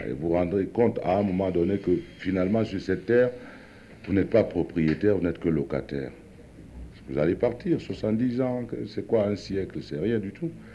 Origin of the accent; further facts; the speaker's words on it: Cameroon; je suis africain, plus loin, je suis camerounais